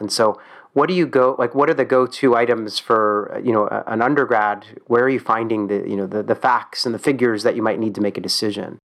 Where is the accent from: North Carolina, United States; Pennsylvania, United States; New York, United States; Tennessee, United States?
Pennsylvania, United States; Philadelphia; I'm from Philadelphia